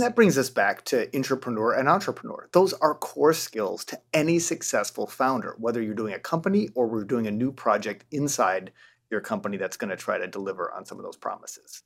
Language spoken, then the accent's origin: English; rural Michigan, United States; growing up in rural Michigan